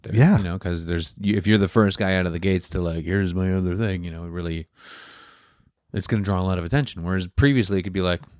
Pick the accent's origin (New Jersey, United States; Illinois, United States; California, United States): Illinois, United States; Chicago; born there; also born or lived in Wisconsin; I was born in Chicago.